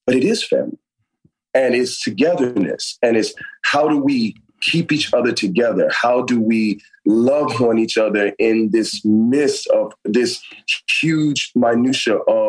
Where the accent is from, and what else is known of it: Miami, Florida, United States; now in Los Angeles, United States